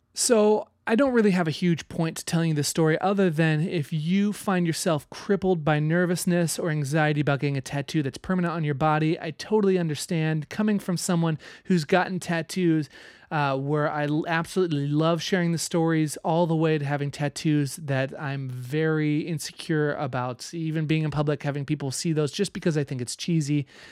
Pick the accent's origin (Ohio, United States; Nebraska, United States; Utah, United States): Nebraska, United States; I grew up in Nebraska